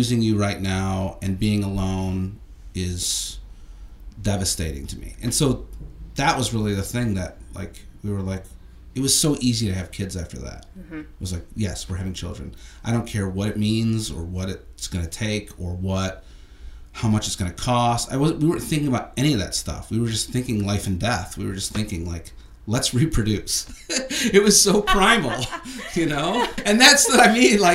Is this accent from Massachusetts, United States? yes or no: no; Chicago, Illinois, United States; moved away as an adult; now in Los Angeles, United States; I grew up watching it in Chicago. I went as a kid and in high school